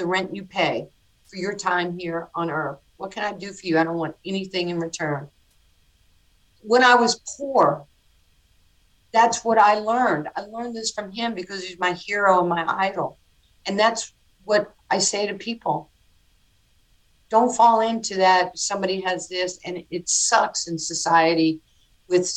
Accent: New York City, New York, United States; born or raised there

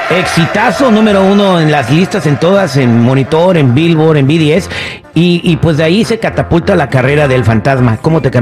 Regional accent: San José de Caño, Durango, Mexico; Nosotros somos de San José de Caño, Durango.

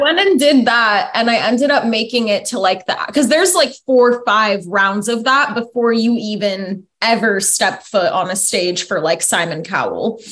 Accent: Foster City, California, United States; also born or lived in Pleasanton / Danville; I was born in Foster City and then I grew up around Foster City, San Mateo, like all around the peninsula

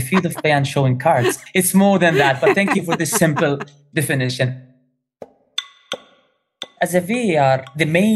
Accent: Qatar; I'm a Qatari referee. I'm from Qatar

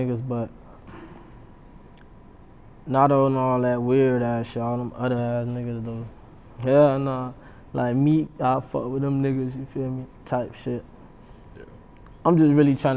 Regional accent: Miami, Florida, United States; now in Broward County, United States; I'm from Dade, you feel me? So me and Nari been my nigga since middle school

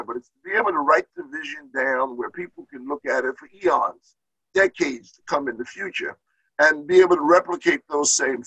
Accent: New York City, New York, United States; moved away; I grew up in Brooklyn, which is probably the largest of all five

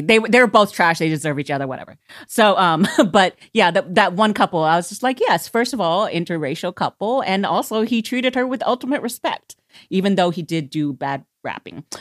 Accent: United States; as an American

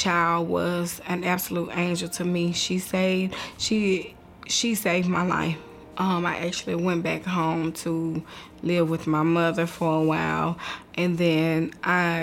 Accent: Nashville, Tennessee, United States; I grew up in Nashville, Tennessee, born and raised here

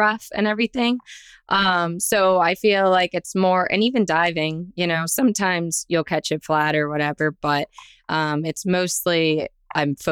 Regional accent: South Florida, United States; I am born and raised in South Florida

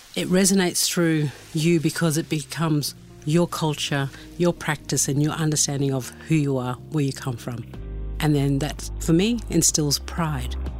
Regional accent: Torres Strait Islands, Queensland, Australia; I come from the Torres Straits.

